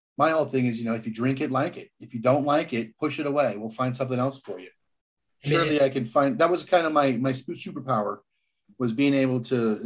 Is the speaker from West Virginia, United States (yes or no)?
no; Palm Springs, California, United States; I grew up in Palm Springs, California